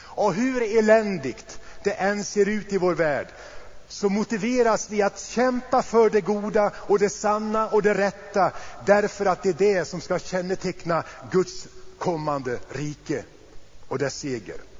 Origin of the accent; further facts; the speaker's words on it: Sweden; vi här hemma i Sverige